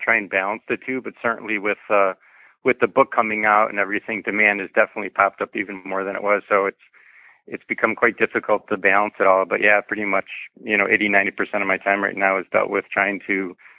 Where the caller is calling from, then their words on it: Chicago, Illinois, United States; I am just outside the Chicago area in the suburbs of Chicago, about 30, 40 minutes north of Chicago.